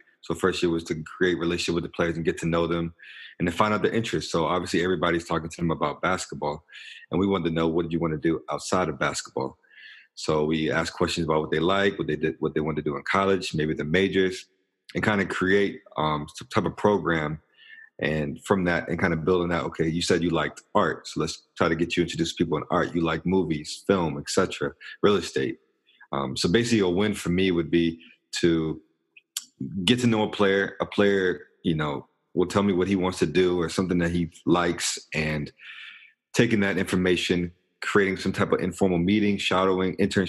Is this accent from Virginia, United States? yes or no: yes; Richmond, Virginia, United States; also born or lived in Greensboro; I'm from Richmond, Virginia, kind of moved around a lot